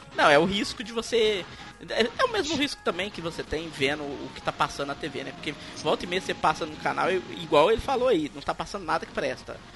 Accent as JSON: {"language": "Portuguese", "region": "Minas Gerais", "country": "Brazil", "said": "o trem aqui de mineiro, né? Eu sou mineiro, por isso que eu falo"}